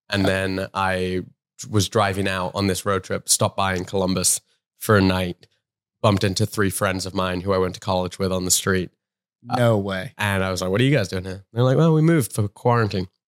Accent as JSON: {"language": "English", "region": "London", "country": "United Kingdom", "accent": "strangely Australian", "moved": "as an adult", "lives_now": "United States", "said": "I'm from London but okay. I've lived in America long enough that it's strangely Australian."}